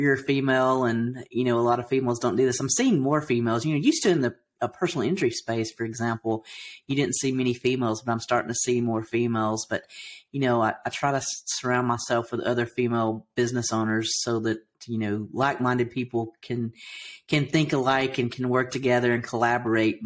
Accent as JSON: {"language": "English", "region": "Alabama", "country": "United States", "tie": "born or raised there", "accent": "Southern", "said": "I grew up in Alabama, so I have a bit of a Southern accent."}